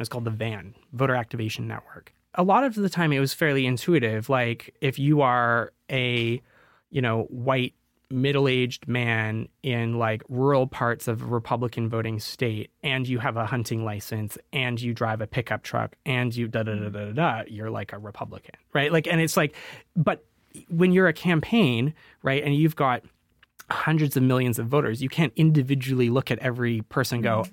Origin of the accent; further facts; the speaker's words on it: Canada; moved away; Being 24, I'm Canadian